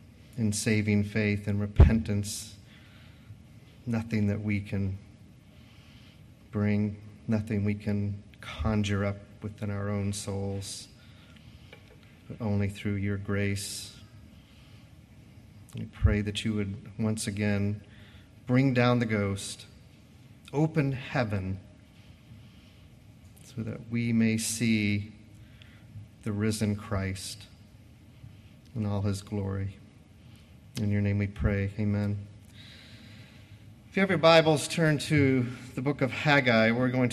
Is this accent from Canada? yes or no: no; United States